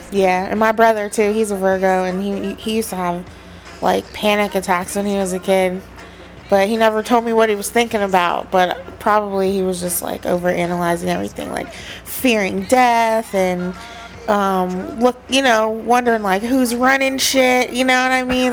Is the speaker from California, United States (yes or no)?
no; West Virginia, United States; I grew up in West Virginia